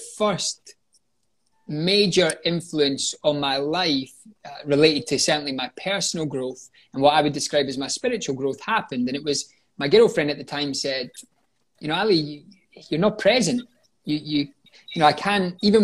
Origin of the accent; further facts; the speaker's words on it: Scotland, United Kingdom; moved away as an adult; also born or lived in London; returned home to Scotland